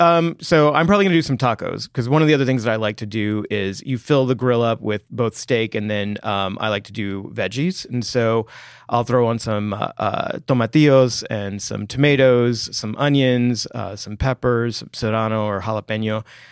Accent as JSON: {"language": "English", "region": "Texas", "country": "United States", "said": "I am from Texas."}